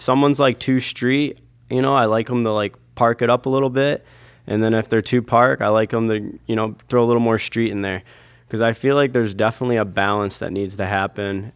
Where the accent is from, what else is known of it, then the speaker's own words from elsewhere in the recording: Owosso, Michigan, United States; I grew up in Owasso, Michigan